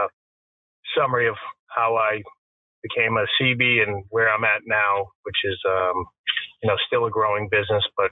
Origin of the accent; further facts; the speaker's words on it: Wakefield, Massachusetts, United States; I was born and raised in Wakefield, Massachusetts.